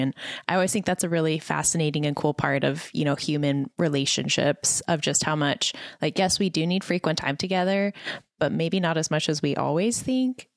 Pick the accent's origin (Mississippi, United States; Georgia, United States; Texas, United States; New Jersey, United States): Texas, United States; El Paso; moved away; also born or lived in Dallas; I grew up in El Paso, so it's a very heavily Hispanic community